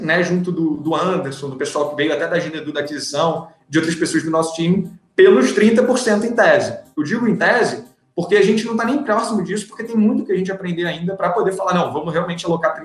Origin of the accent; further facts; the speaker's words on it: Rio de Janeiro, Brazil; A gente é do Rio